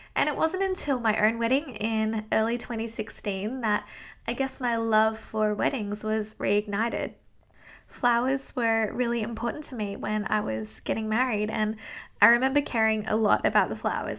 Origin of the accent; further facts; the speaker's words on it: Australia; I am from Down Under in Australia